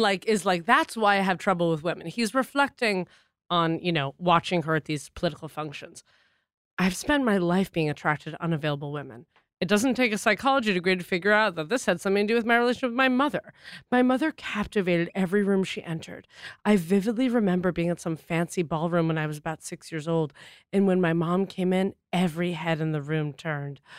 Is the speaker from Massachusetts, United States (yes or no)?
yes; Boston, Massachusetts, United States; moved away; we're from Boston